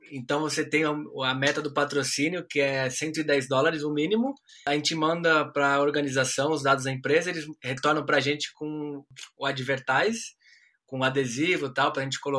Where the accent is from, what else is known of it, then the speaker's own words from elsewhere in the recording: Brazil; now in Australia; Ah, como um bom brasileiro, aquele aquele instinto né, brasileiro de gambiarra a gente conhece um pouco.